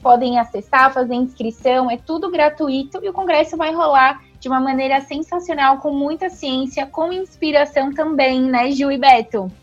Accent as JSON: {"language": "Portuguese", "country": "Brazil", "said": "a gente é, brasileiro"}